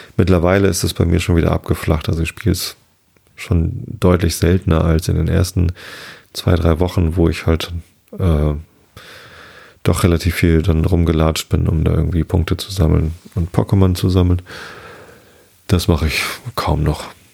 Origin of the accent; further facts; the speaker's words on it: Wistedt, Lower Saxony, Germany; mein Heimatort Wistet